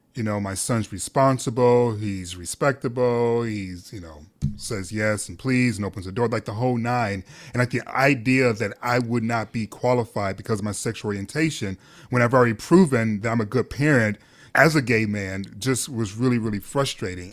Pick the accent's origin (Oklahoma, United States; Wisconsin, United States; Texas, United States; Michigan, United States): Michigan, United States; Detroit; born or raised there